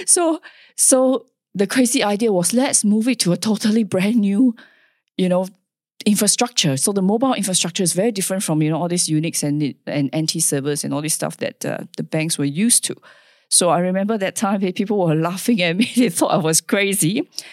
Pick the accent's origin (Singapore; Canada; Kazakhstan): Singapore; moved away as an adult; now in Perth, Australia; I was born in Singapore, uh, where the culture is, uh, very interesting